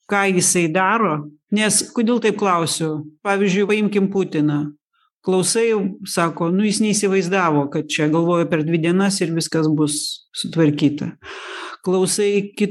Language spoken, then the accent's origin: Lithuanian; Lithuania; mes lietuviai